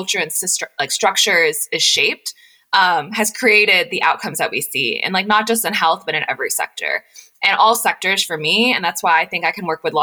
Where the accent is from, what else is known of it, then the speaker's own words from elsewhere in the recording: Knoxville, Tennessee, United States; moved away as an adult; also born or lived in Washington, D.C. / Nashville; I grew up in a really close-knit South Asian community in East Tennessee